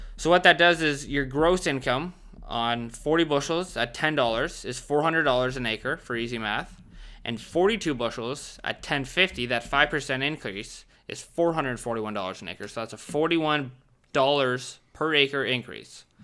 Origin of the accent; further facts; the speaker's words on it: Southern Ontario, Canada; I'm from Southern Ontario